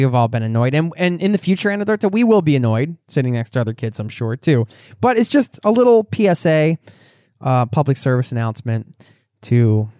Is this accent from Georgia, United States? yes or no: yes; Atlanta, Georgia, United States; We're from Atlanta, Georgia, and plan to live in our fifth wheel for the foreseeable future